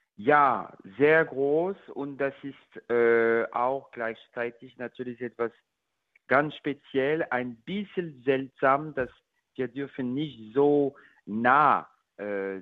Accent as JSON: {"language": "German", "country": "France", "second_language": "German", "moved": "yes", "said": "ich bin natürlich französisch"}